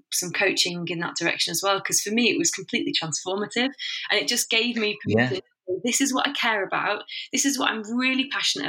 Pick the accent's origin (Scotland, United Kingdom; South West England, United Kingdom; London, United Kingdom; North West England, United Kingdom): North West England, United Kingdom; Warrington; I grew up in Warrington, which is between two big cities, Manchester and Liverpool